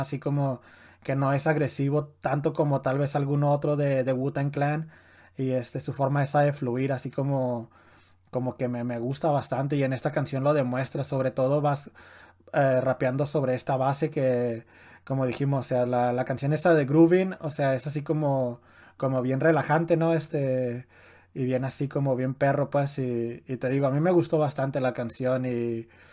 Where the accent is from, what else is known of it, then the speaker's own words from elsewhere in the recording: Mexico; a nosotros como mexicanos